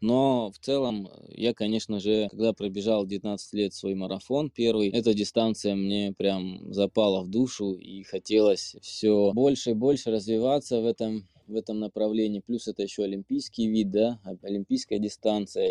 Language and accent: Russian; Biryuch, Belgorod Oblast, Russia; я сам из Белгородской области, вот, узнал о нашем пробеге, который проходит у меня на родине, город Бирюч